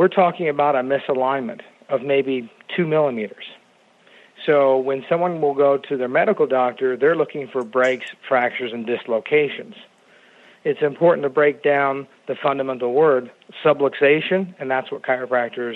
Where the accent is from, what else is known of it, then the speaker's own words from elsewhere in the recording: Phoenix, Arizona, United States; also born or lived in Kansas City, Kansas / Spartanburg, South Carolina; I'm from the Phoenix area